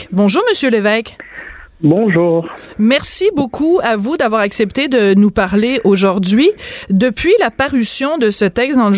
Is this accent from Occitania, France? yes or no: no; Bordeaux, Nouvelle-Aquitaine, France; born there; je suis née en France, vous le savez peut-être, peut-être, pas. Euh, je suis née dans la ville de Bordeaux euh, parce que mon père, qui travaillait pour le gouvernement canadien, euh, était établi à Bordeaux à ce moment-là.